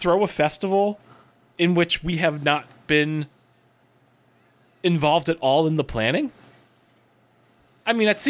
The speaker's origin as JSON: {"language": "English", "country": "Australia", "said": "WWE Super Showdown on October 6th in my home country of Australia"}